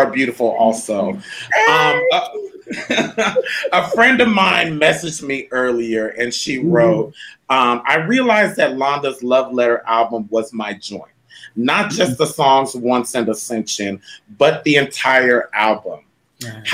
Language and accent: English; Canada; I'm Canadian